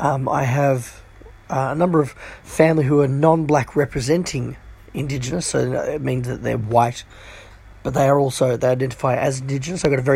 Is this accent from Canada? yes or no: no; Hong Kong; also born or lived in China / India / Sri Lanka / Philippines; And I guess growing up in Hong Kong, and we spent time in China, we went to India, Sri Lanka. I remember being in the Philippines, Singapore. We spent all of my childhood, really, more or less, in Asian countries.